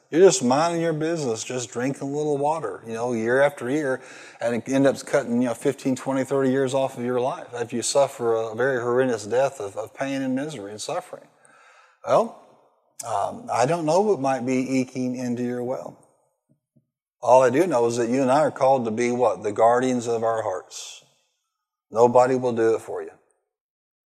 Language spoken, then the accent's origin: English; Marion, Illinois, United States; born or raised there